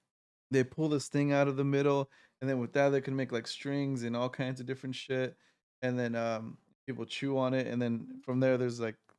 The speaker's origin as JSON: {"language": "English", "country": "United States", "said": "obviously I'm American"}